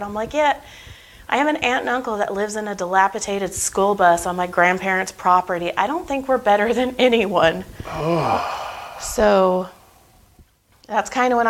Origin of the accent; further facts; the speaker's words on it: Madera, California, United States; Madera, Fresno.